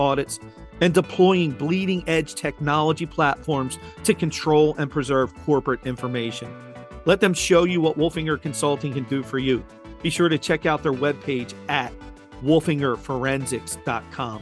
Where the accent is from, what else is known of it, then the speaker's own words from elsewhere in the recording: Philadelphia, Pennsylvania, United States; Me growing up in Philadelphia